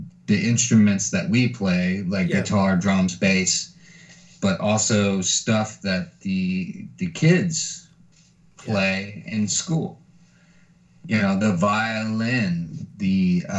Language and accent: English; San Antonio, Texas, United States; growing up in San Antonio